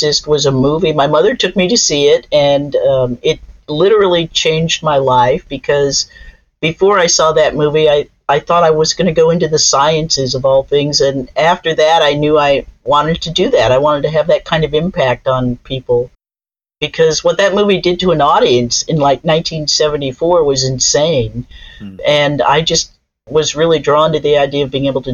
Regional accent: Los Angeles, California, United States; born or raised there

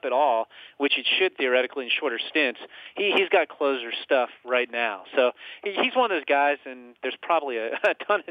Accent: Northern Virginia, United States; where I grew up in Northern Virginia

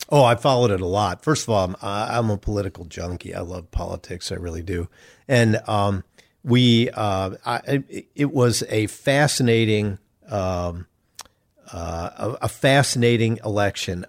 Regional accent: Chicago, Illinois, United States; moved away as an adult; now in Indianapolis, United States; I grew up in Chicago

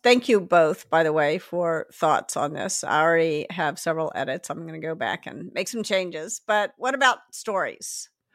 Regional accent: Memphis, Tennessee, United States; accent: Southern; moved away as an adult; I grew up in, in Memphis in the South and I went to college in the North. And when I got there, I felt stupid all the time because of my Southern accent

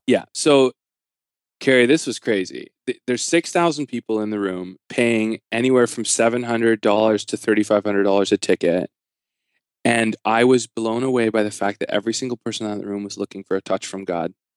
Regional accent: Canada; I'm a Canadian

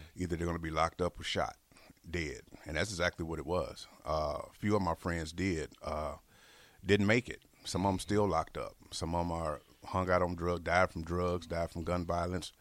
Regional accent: Harvey, Illinois, United States; also born or lived in Chicago, Illinois; now in Lincoln, Nebraska, United States; I actually grew up in a south suburb, Harvey

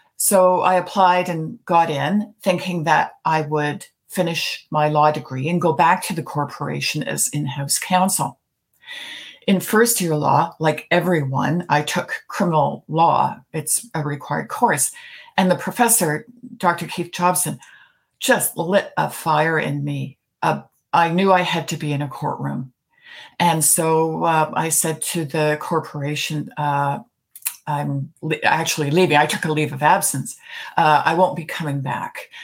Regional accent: Toronto, Ontario, Canada; also born or lived in Mistawasis Nehewak First Nation, Saskatchewan; I grew up in Toronto, but we spent we my family and I spent the summers in Sask- Saskatchewan

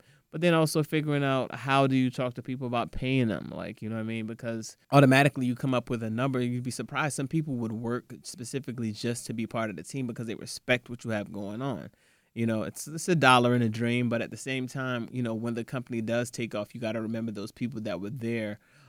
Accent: Nigeria; Yeah, I'm Nigerian.

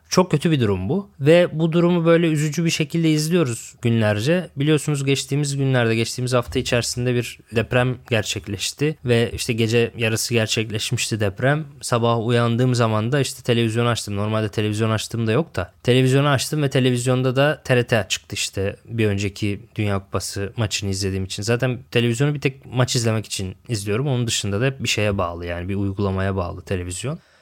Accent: Lüleburgaz, Kırklareli, Turkey; now in Istanbul, Turkey; Lüleburgaz'da doğup büyüdüm ben.

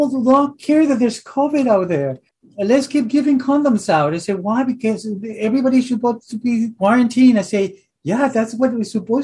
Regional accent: Mexico City, Mexico; moved away as an adult; now in Philadelphia, United States; born and raised in Mexico City, and then coming to Philly

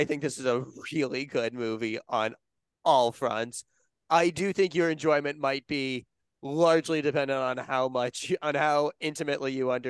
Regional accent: Connecticut, United States; I grew up with in Connecticut.

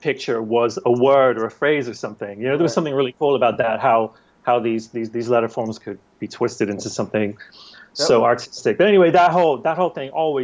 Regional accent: England, United Kingdom; moved away; as a youth growing up in England, in the late 80s

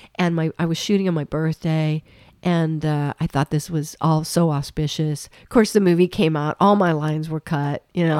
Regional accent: Fruita, Colorado, United States; moved away; I grew up in Colorado.

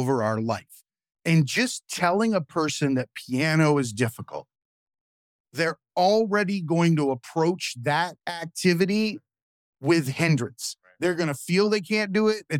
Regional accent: Zephyrhills, Florida, United States; Zephyr Hills outside of Tampa. I grew up in the country

